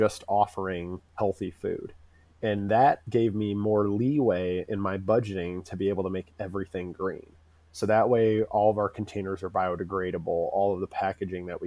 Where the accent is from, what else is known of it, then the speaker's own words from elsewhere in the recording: Urbana, Illinois, United States; also born or lived in Champaign, Illinois; I grew up in Urbana, and I grew up in a pretty poor part of it.